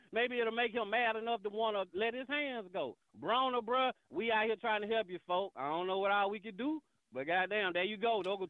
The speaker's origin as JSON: {"language": "English", "region": "the South", "country": "United States", "also_born_or_lived": "Decatur, Georgia", "said": "I'm from the South."}